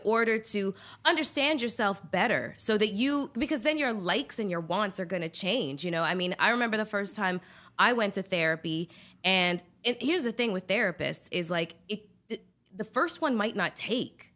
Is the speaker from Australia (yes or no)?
no; Canada; I'm Canadian